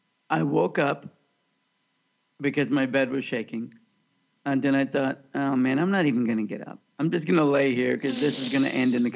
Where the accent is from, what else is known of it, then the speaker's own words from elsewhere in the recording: Kansas, United States; moved away; also born or lived in Northridge, California; Growing up in Kansas